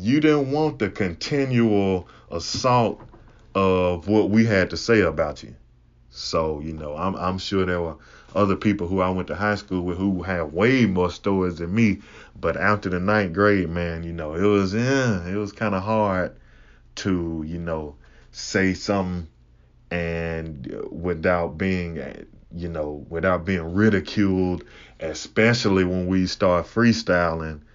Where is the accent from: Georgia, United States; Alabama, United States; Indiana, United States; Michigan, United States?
Alabama, United States; Huntsville; also born or lived in Mississippi; I'm originally from Mississippi, but I grew up in Alabama. I grew up in the northern half of Alabama